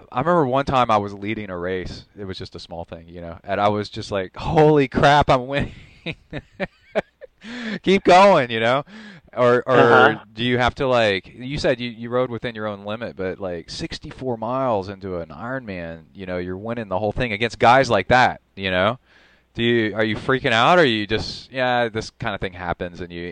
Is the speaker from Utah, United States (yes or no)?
no; Texas, United States; As a Texan myself